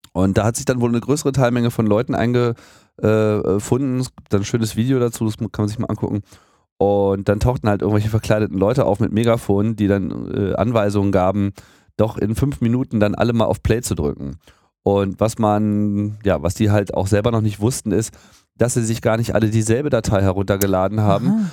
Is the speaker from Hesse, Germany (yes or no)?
no; near Hanover, Lower Saxony, Germany; moved away as an adult; also born or lived in Hamburg; now in Berlin, Germany; in Niedersachsen, in der Nähe von Hannover